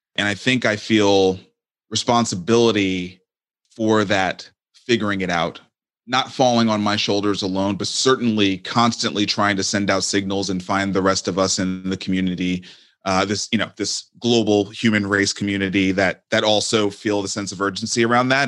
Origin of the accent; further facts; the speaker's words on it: New York City, New York, United States; I grew up in Brooklyn